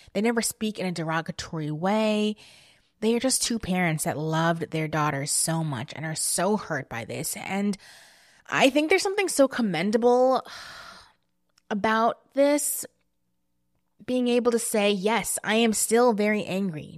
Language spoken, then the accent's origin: English; New Jersey, United States; I grew up in New Jersey